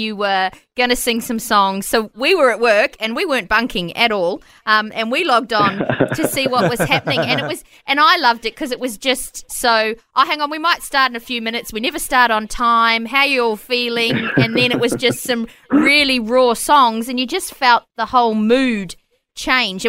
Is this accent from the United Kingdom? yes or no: yes; England, United Kingdom; I was born in England